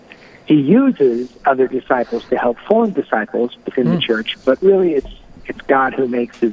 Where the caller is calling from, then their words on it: Steubenville, Ohio, United States; I am calling from Steubenville, Ohio